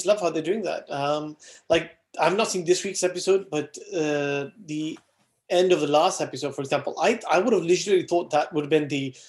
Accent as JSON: {"language": "English", "region": "Wales", "country": "United Kingdom", "also_born_or_lived": "Saudi Arabia", "said": "even though as a Welshman, I support Wales"}